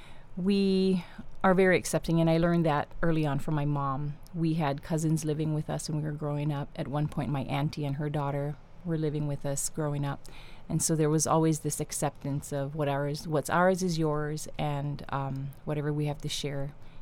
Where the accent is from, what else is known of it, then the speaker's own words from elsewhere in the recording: Kauai, Hawaii, United States; also born or lived in Oahu, Hawaii; No, I was born on Oahu. Mm-hmm. And when I was young, my parents moved us over here to Kauai so we could be around my mom's family.